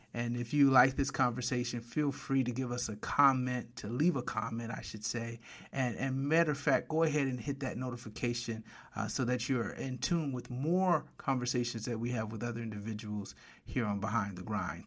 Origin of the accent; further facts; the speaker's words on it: Flint, Michigan, United States; moved away as an adult; also born or lived in Detroit metro area, Michigan; now in Atlanta, United States; I'm from Michigan. Spent a lot of time, uh, most of my adult career in the Detroit metro area, but grew up in Flint